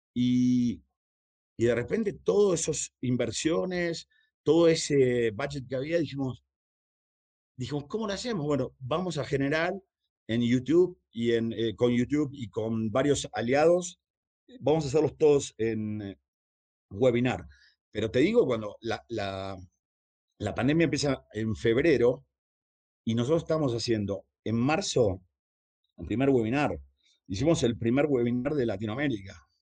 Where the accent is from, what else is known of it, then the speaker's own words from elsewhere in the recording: Argentina; moved away; empecé a trabajar a los 11, 12 años en la calle. Empecé pegando pósters de, eh, en Argentina